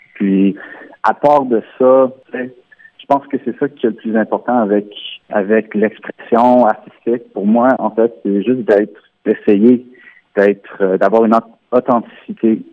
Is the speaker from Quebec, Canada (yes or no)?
no; Ontario, Canada; first language French